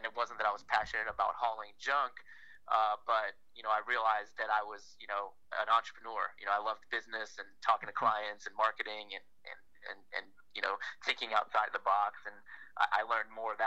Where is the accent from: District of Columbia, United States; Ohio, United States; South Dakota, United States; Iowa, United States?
District of Columbia, United States; Washington; moved away as an adult; also born or lived in Miami, Florida; We grew up in Washington, D.C.